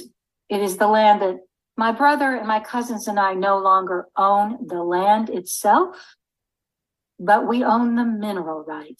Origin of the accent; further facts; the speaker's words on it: Tulsa, Oklahoma, United States; moved away as an adult; now in Bloomsburg, United States; Growing up in Tulsa